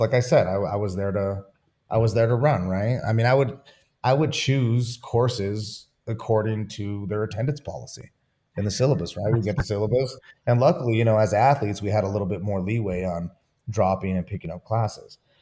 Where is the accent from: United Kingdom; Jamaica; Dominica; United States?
United States; Santa Fe, New Mexico; also born or lived in Albuquerque; I grew up in Santa Fe